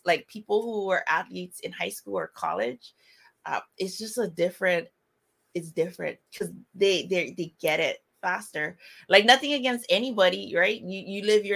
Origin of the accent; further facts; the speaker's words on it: Kauai, Hawaii, United States; I'm born and raised on the Hawaiian island called Kauai